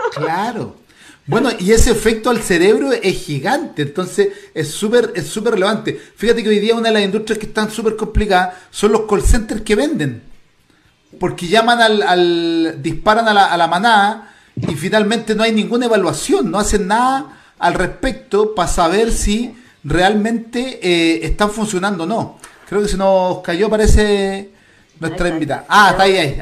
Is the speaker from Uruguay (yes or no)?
no; Chile; yo ya no me siento chileno, sino que me siento latinoamericano